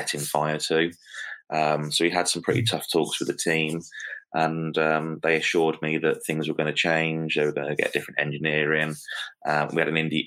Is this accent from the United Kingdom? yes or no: yes; United Kingdom; as a British driver